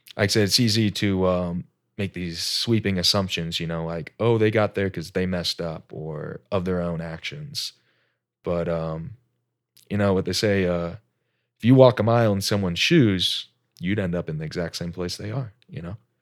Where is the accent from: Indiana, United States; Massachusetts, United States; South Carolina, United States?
Indiana, United States; Indianapolis; moved away as an adult; also born or lived in Alaska; generic Midwest kid, born, raised Indianapolis